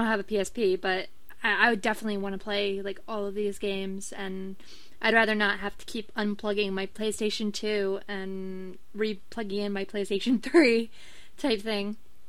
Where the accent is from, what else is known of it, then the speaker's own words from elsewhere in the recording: England, United Kingdom; I'm English.